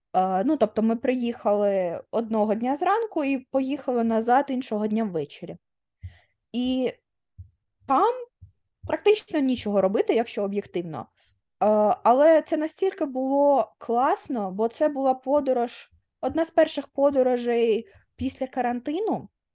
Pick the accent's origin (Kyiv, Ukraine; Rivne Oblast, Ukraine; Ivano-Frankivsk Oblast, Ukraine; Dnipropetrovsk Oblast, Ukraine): Dnipropetrovsk Oblast, Ukraine; Dnipro; moved away; я якби Дніпрянка прожила в Дніпрі 20 років